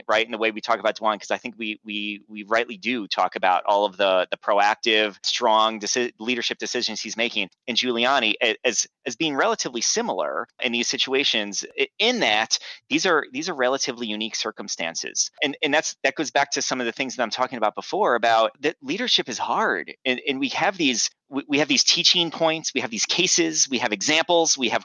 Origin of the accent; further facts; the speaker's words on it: New York, United States; I grew up in New York, and on September 11th, 2001, I was living in New York